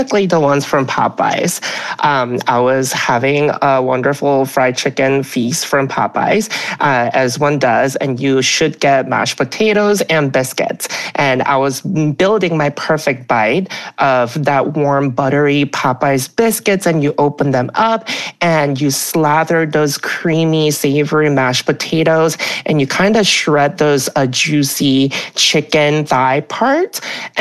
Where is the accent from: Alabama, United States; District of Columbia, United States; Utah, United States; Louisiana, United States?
Alabama, United States; now in New York City, United States; I grew up in Alabama